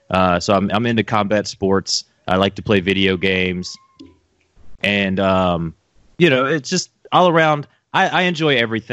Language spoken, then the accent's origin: English; North Carolina, United States; born or raised there